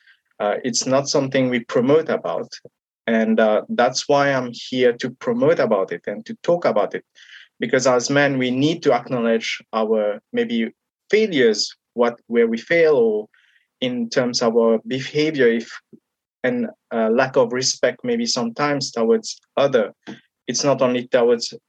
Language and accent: English; Mauritius; I come from Mauritius, and in my country where I come from, we don't talk about mental health